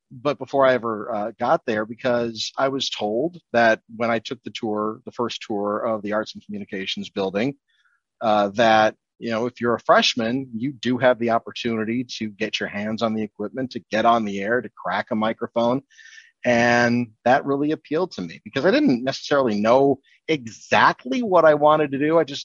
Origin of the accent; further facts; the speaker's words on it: Waukesha, Wisconsin, United States; I grew up in Waukesha, went to UW Oshkosh